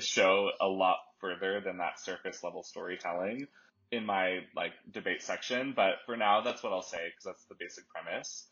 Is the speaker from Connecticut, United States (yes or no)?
no; Dallas, Texas, United States; moved away; also born or lived in Nashville / New York / Copenhagen / Taos, New Mexico; I grew up in Dallas